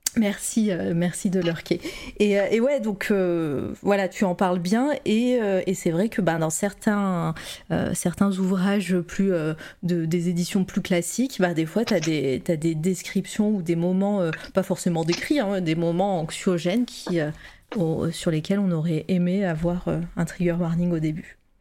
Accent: Auvergne-Rhône-Alpes, France; accent: Auvergnat; Il s'est senti mon accent auvergnat là-dedans

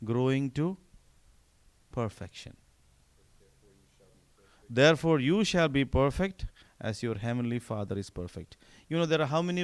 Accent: northern India, India; English is a second language; moved away as an adult; now in United States; I grew up in the north of India, but my parents were from the south

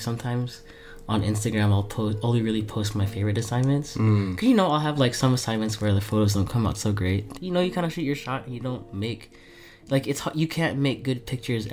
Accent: New Jersey, United States; also born or lived in East Brunswick, New Jersey; I was born in Jersey City, and I lived there till I was... 11

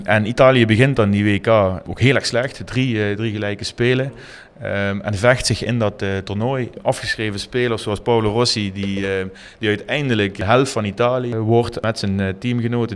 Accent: Limburg, Netherlands; hoe wij als Limburgers in elkaar zitten

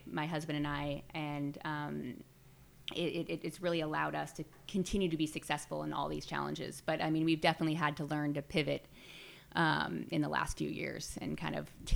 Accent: Glen Ellen, California, United States; in Glen Ellen and in my hometown and really build this dream in the same place that I grew up

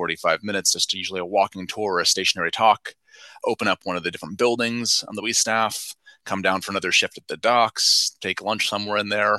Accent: Bay Area, California, United States; I grew up in the Bay Area, wanted to stay close to family and friends at the time

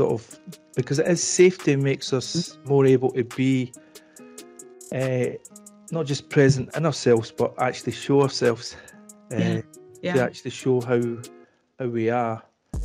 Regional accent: Scotland, United Kingdom; You'll be able to tell by my dialect, I'm from Scotland.

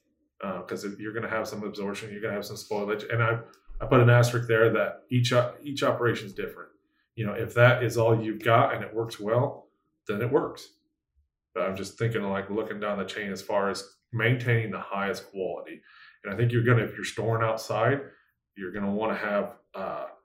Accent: North Central Iowa, United States; I'm from North Central Iowa, so we're used to like 4 or 5 foot snow drifts

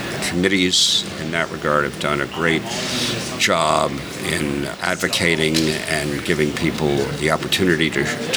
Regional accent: New York, United States; I'm a New Yorker

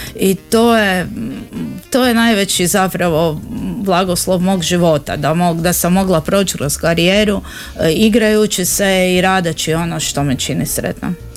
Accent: Zagreb, City of Zagreb, Croatia; kod nas u Zagrebu

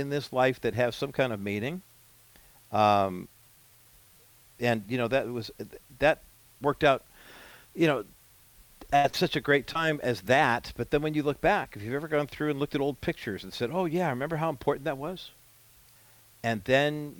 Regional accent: California, United States; As a Californian who has graduated from high school

